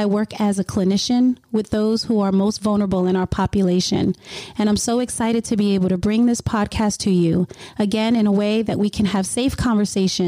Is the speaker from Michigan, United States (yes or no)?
no; New Jersey, United States; moved away as an adult; now in Virginia, United States; I'm from New Jersey, and for the past 10 years, I've been living in Virginia